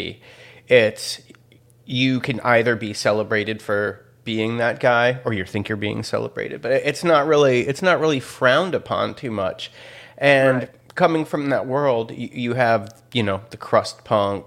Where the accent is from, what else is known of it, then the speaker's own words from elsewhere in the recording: Chicago, Illinois, United States; I'm from Chicago.